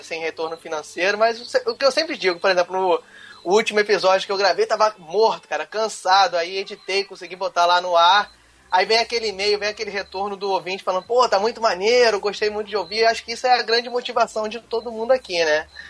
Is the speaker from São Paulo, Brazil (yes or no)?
no; Rio de Janeiro, Brazil; accent: chiado; Eu sou carioca